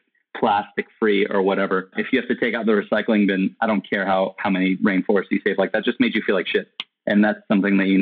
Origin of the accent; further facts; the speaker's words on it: California, United States; now in Austin, United States; I'm currently living in Austin, Texas. However, I'm originally from California.